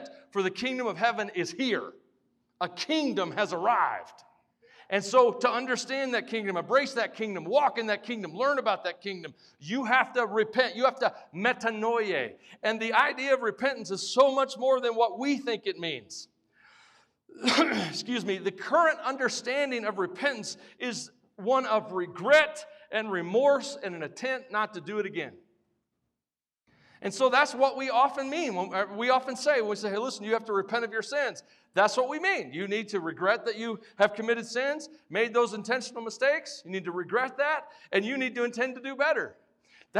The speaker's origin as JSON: {"language": "English", "region": "the South", "country": "United States", "said": "I'm from the South"}